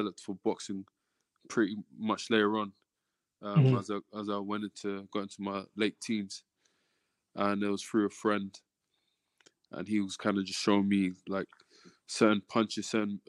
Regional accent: London, United Kingdom; my heritage is Nigerian, but I was born in London, first generation over here in the UK. And so southeast London, Woolworth, Peckham area, that's where I grew up

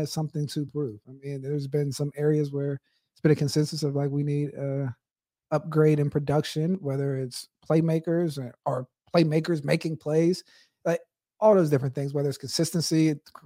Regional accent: Pittsburgh, Pennsylvania, United States; Growing up in Pittsburgh, you play your championship games at Heinz Field, now Acrisure Stadium

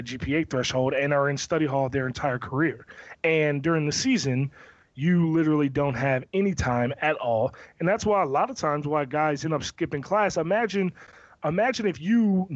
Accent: Severn, Maryland, United States; me growing up in Severn, Maryland, and living my life in Pioneer City

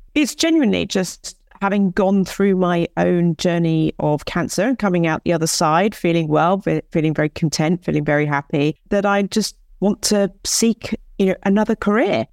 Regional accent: Hythe, South East England, United Kingdom; I grew up in Kent, you know, I grew up in Hythe, I went to school in Folkestone

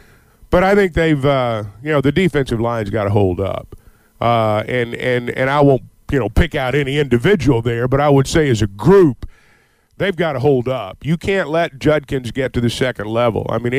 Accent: Sardis, Mississippi, United States; I grew up in Sardis, and, I think it's a big game for him.

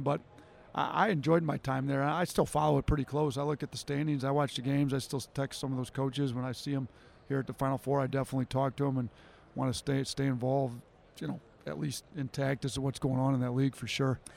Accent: Wisconsin, United States; moved away as an adult; also born or lived in Detroit, Michigan; I grew up in Wisconsin

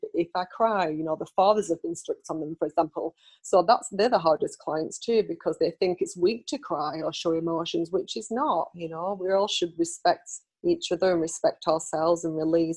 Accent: United Kingdom; now in United States; I'm British

